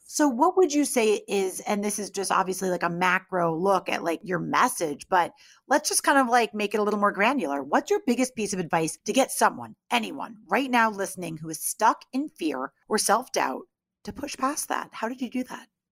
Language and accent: English; Greenwich, Connecticut, United States; moved away; we're both from Greenwich, Connecticut, like, originally